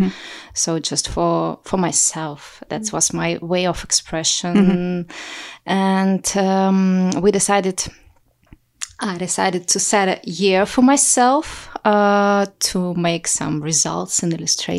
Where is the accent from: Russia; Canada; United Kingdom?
Russia; English is a second language; now in Amsterdam, Netherlands; In 2017, I came to Amsterdam from Russia, and I didn't know anyone here.